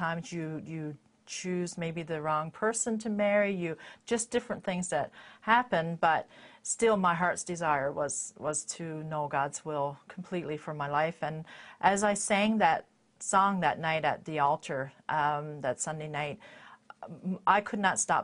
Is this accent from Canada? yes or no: yes; Stoneville, Newfoundland and Labrador, Canada; I was born and raised in Newfoundland in a little town called Stoneville